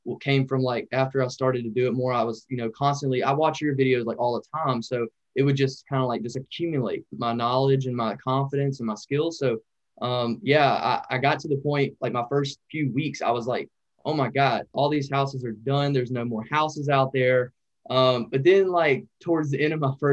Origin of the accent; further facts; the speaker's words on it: Louisiana, United States; also born or lived in North Dakota; I was actually working up in North Dakota, and I'm from Louisiana.